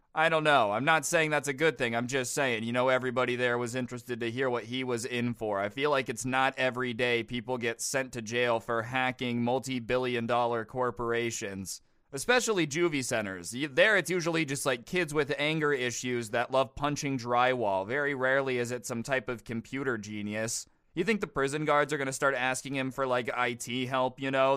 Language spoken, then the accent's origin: English; United States; I'm American